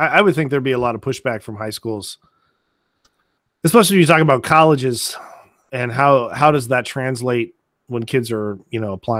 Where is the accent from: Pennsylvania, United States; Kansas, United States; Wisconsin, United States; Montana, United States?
Wisconsin, United States; Sheboygan; moved away; I was born in Sheboygan, Wisconsin. So I know how cold it gets up there.